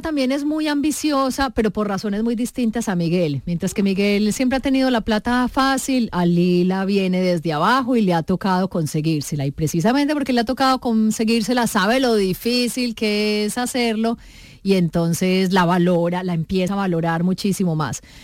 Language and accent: Spanish; Medellín, Antioquia, Colombia; yo también soy de Medellín